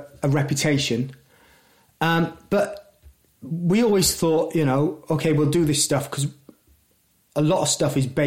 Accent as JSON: {"language": "English", "town": "Newport", "region": "Wales", "country": "United Kingdom", "said": "we're all from Newport"}